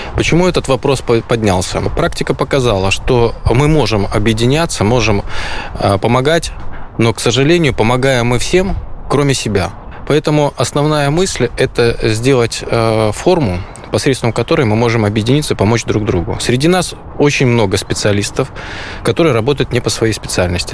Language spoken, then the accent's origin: Russian; Belarus; мы, белорусы